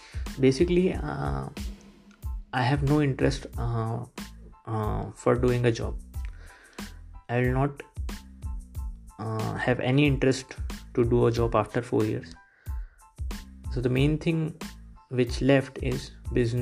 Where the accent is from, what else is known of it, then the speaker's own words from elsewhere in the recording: India; English is a second language; I'm from India